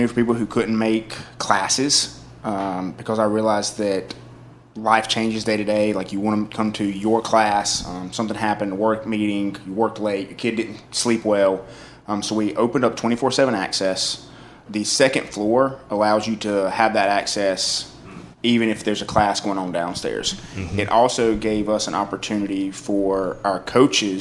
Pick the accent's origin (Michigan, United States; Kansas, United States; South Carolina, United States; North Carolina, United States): North Carolina, United States; Eastern; now in Winston-Salem, United States; I grew up in East North Carolina, like on a farm